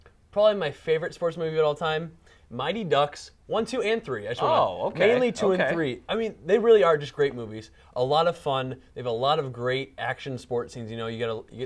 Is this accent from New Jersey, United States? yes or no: no; Iowa, United States; moved away; I'm from Iowa originally, I was born there